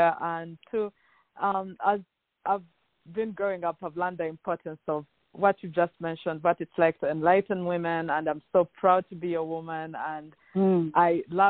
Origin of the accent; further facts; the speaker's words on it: Uganda; moved away as an adult; now in United States; I have lived in the United States for about 8 years and 3 months. I am originally from Uganda. My first, I guess, 23 years were in Uganda, in East Africa